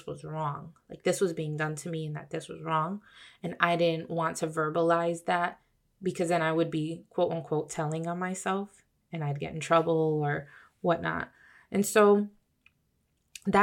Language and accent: English; Bridgeport, Connecticut, United States; been brought up here in Bridgeport, Connecticut, good old Bridgeport, Connecticut, I was born in St. Vincent's Hospital